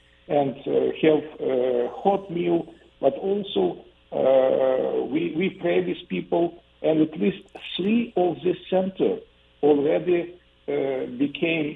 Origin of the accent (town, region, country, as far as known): Ukraine; also born or lived in Kyiv